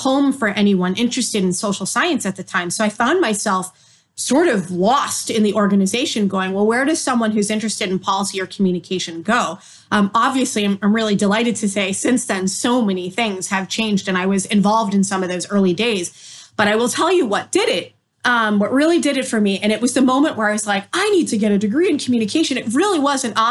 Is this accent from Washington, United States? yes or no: no; Massachusetts, United States; moved away as an adult; also born or lived in Maryland; While I was in school in Maryland, I was from Massachusetts